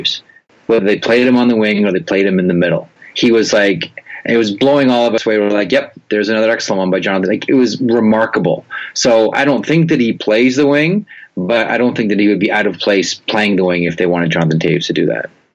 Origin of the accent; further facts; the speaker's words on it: Canada; we, um, as as Canadian hockey fans